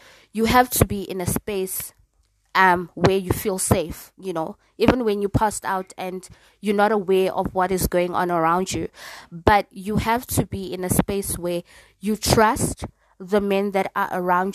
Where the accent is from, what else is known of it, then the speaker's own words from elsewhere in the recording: South Africa; as a South African woman